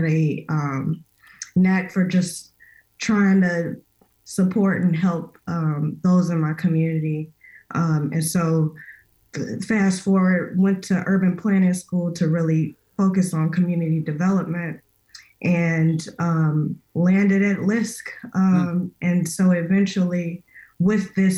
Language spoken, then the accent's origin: English; Chicago, Illinois, United States; my hometown